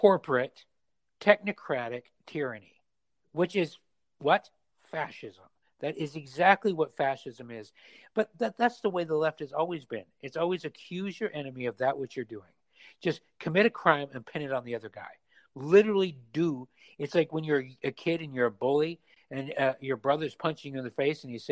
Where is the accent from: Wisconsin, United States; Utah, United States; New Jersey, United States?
Utah, United States; moved away; also born or lived in San Francisco; I was raised in Mormon, Utah, conservative